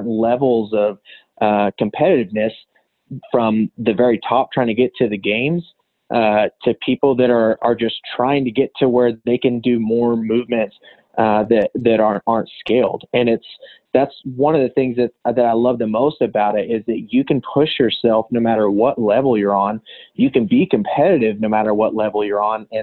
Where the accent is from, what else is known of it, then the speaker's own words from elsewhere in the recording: Canyon, Texas, United States; moved away as an adult; also born or lived in Dallas, Texas / Portales, New Mexico; now in Lubbock, United States; I grew up in the Canyon Emerald area